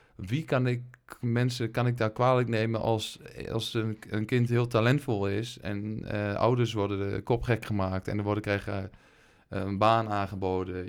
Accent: Geesteren, Overijssel, Netherlands; Ik kom uit Geesteren. Ja. Overijssel moet ik even bij zeggen.

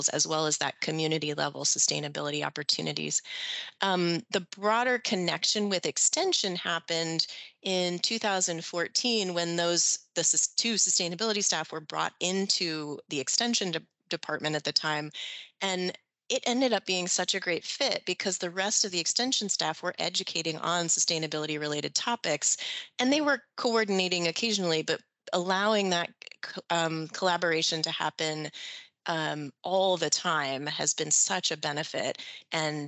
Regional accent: Sarasota, Florida, United States; also born or lived in Washington, D.C.; I grew up in Sarasota, like you

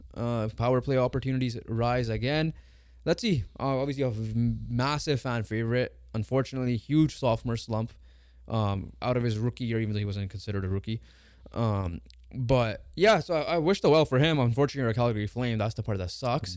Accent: Canada; we're Canadian

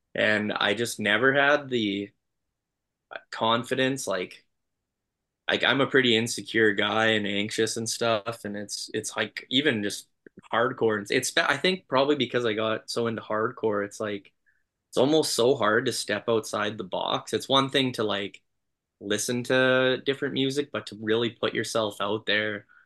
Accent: Canada; I'm just gonna sound like a Canadian

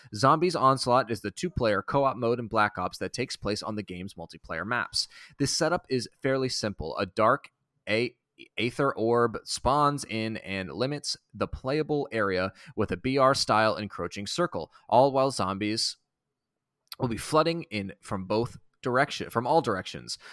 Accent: Boston, Massachusetts, United States; I'm from Boston

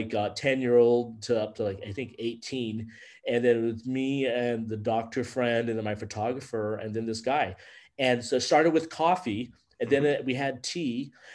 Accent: California, United States; moved away as an adult; now in Turkey; You say California

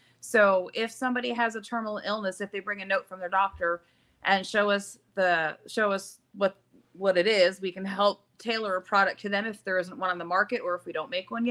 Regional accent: Syracuse, New York, United States; also born or lived in Youngstown, Ohio; now in Spindale, United States; I'm from Syracuse, New York, but I'm now here in Spindale, North Carolina

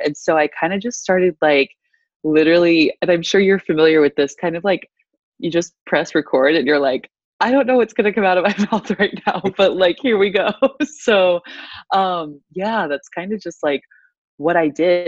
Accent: DeWitt, Iowa, United States; moved away as an adult; also born or lived in Tuscaloosa, Alabama; I was born and raised in DeWitt, Iowa, um, which is about 20 minutes north of Davenport

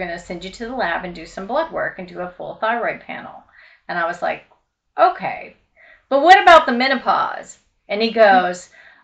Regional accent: Louisville, Kentucky, United States; moved away; I grew up in Louisville, Kentucky

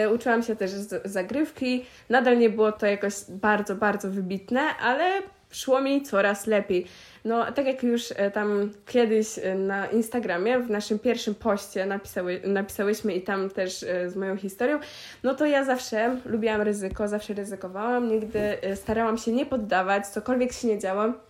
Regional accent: Pieniężno, Warmian-Masurian Voivodeship, Poland; do Pieniężna, mojego rodzinnego miasta

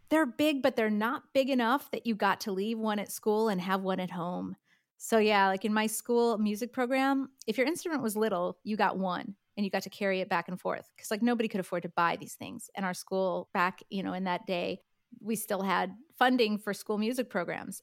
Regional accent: upstate New York, United States; moved away as an adult; also born or lived in Michigan / Manhattan / London; now in Los Angeles, United States; I grew up in a small town in upstate New York

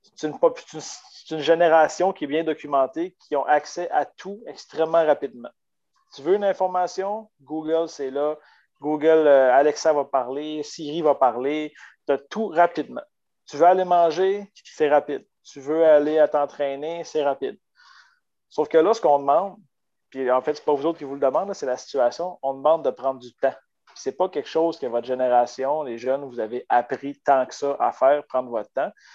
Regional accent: Baie-Comeau, Quebec, Canada; moved away as an adult; also born or lived in Chicoutimi; je suis parti de Bécomo à l'âge de 20 ans pour venir faire mon baccalauréat en kinésiologie

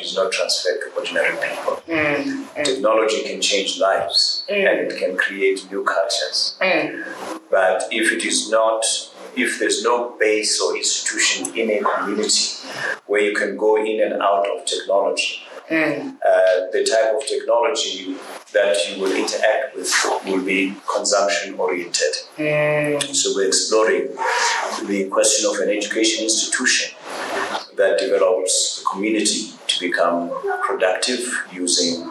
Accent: Johannesburg, Gauteng, South Africa; I grew up in Alex

